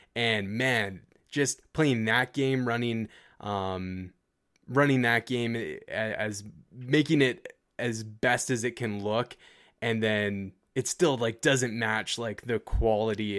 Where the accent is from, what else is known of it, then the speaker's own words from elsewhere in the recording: Canada; as a Canadian